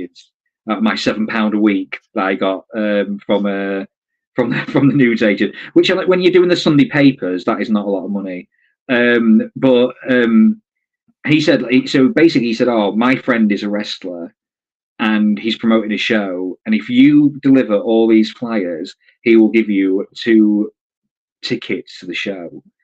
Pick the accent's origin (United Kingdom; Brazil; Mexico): United Kingdom; Grimsby, Yorkshire and the Humber; I was from Grimsby